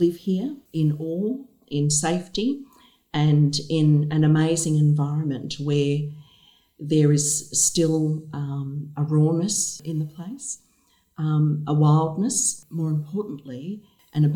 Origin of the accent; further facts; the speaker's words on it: New Zealand; now in Devonport, Australia; As an Indigenous woman myself, I am Māori from Aotearoa, New Zealand